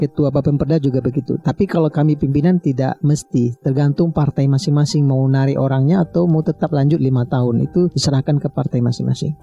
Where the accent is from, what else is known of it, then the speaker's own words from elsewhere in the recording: Payakumbuh, West Sumatra, Indonesia; kampung halaman saya sendiri Kumbu 50 kota